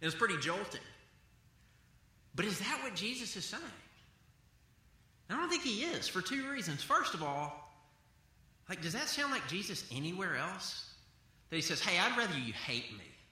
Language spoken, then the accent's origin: English; the South, United States; I grew up in the South